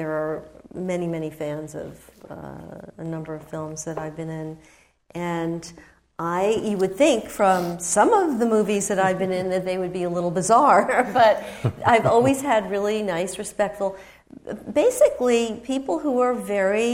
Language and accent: English; New York, United States; I certainly grew up with him in New York